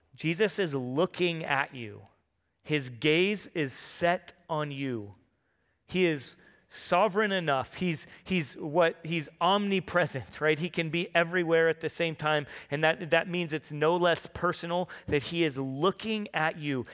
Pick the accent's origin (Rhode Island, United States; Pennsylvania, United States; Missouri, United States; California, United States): California, United States; San Diego; moved away; I'm from San Diego